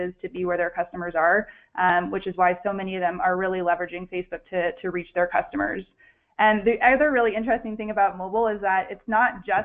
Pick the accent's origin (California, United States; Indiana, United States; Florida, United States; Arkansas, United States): California, United States; San Francisco; I'm originally from San Francisco, so I haven't moved too far at all, and I'm still based in San Francisco today